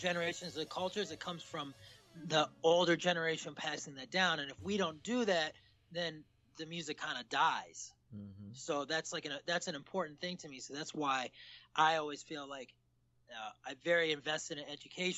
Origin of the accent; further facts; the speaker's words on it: Ann Arbor, Michigan, United States; now in New York City, United States; I'm from Ann Arbor